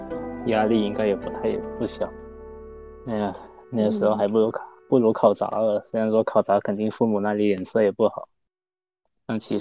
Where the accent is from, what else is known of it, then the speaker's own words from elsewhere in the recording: Guangdong, China; moved away as an adult; now in Nanjing, China; 我们这个专业就我一个广东人